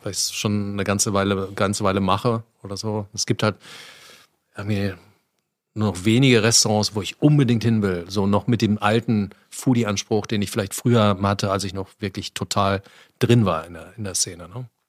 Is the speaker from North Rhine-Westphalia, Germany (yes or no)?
yes; Ruhr area, North Rhine-Westphalia, Germany; Ich komme aus dem Ruhrgebiet